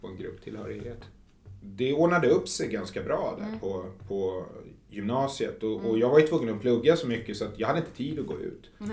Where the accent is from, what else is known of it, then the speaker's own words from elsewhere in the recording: Huddinge, Stockholm County, Sweden; also born or lived in Flemingsberg; jag kom ju från Huddinge